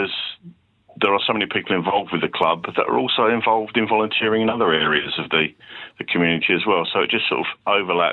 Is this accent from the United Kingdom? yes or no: yes; Letchworth Garden City, East of England, United Kingdom; they were my hometown club